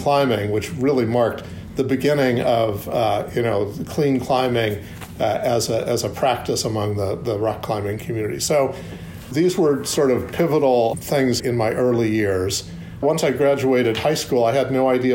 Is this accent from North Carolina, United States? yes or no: no; Long Beach, California, United States; I actually grew up in Southern California, at the beach in Long Beach